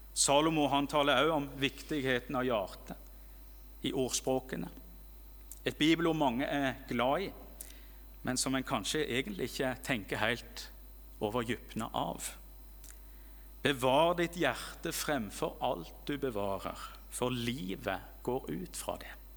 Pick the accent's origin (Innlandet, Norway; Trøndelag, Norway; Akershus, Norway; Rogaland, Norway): Rogaland, Norway; hjemme i Rogaland